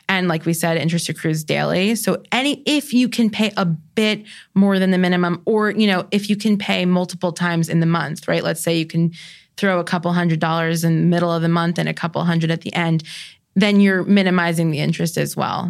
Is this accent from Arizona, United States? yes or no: no; New York, United States; I'm a New Yorker